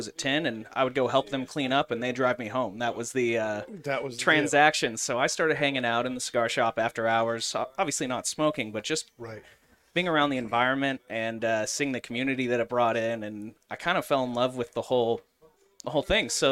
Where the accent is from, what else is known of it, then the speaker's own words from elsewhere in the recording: Jenks, Oklahoma, United States; moved away; I grew up in Jinx, Oklahoma